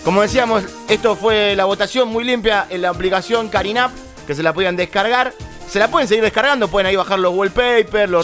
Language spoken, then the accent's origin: Spanish; Argentina; also born or lived in Villa Crespo, Buenos Aires; soy argentino y latinoamericano